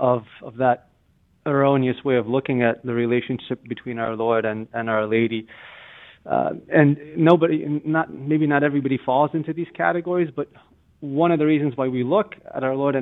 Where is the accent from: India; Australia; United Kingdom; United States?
United States; Massachusetts; I'm from Massachusetts here, but if you take any highway there in Texas